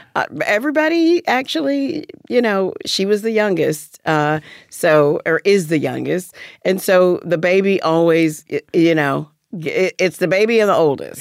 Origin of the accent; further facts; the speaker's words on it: Alabama, United States; moved away; growing up in Alabama